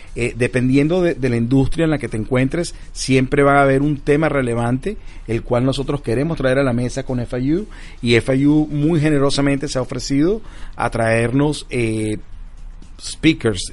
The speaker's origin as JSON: {"language": "Spanish", "country": "Venezuela", "said": "nuestros venezolanos"}